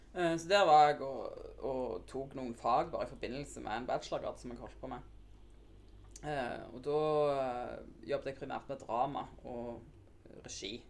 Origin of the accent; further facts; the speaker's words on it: Undheim, Rogaland, Norway; also born or lived in Nærbø; Jeg er fra Undheim. Eh, jeg er født på Nærbø.